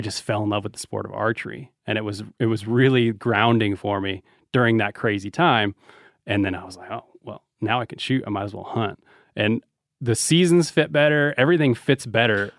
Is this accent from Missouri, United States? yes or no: no; Reno, Nevada, United States; we're from Reno